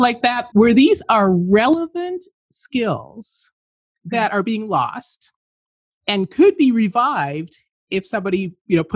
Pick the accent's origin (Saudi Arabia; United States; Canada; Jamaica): Canada; where I grew up in Canada